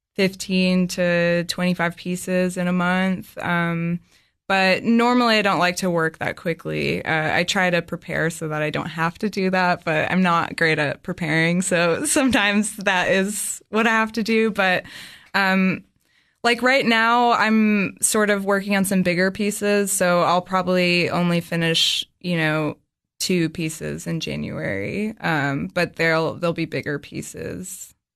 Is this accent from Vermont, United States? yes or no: yes; Dorset, Vermont, United States; also born or lived in Boston; now in Cookeville, United States; I grew up in southern Vermont in a really small town called Dorset, uh, close to the New York